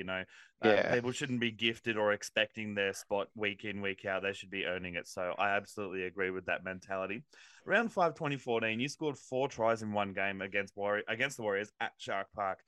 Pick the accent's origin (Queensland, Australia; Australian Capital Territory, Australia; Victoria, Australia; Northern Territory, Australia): Queensland, Australia; now in New South Wales, Australia; I was born in Queensland, live in New South Wales, so but I'm a Queenslander, through and through, born in Queensland